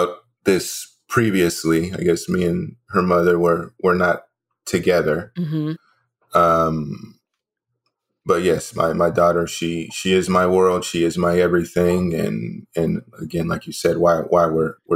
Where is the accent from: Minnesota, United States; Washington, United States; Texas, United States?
Texas, United States; Dallas; also born or lived in New Hampshire; I was born in New Hampshire. I've lived in the Dallas area since I was about the age of 3 or 4.